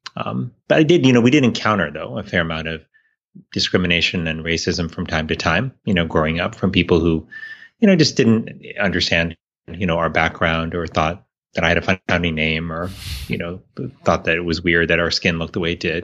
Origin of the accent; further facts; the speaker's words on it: Miami, Florida, United States; I grew up in Miami, Florida